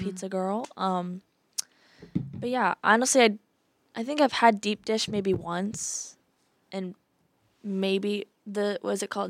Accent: Iowa City, Iowa, United States; I'm from Iowa City area

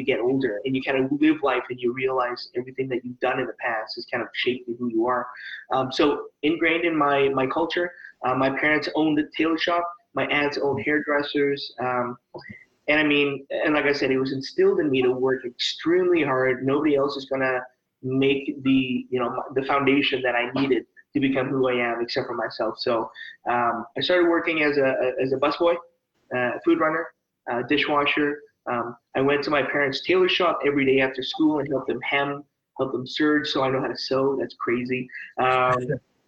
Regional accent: Langley, British Columbia, Canada; also born or lived in Edmonton, Alberta; I grew up in Langley, British Columbia

